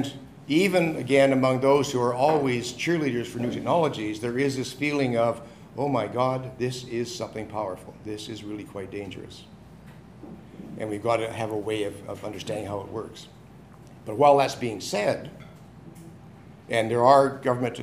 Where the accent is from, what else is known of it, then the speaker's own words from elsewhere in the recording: Winnipeg, Manitoba, Canada; I come from Winnipeg in Canada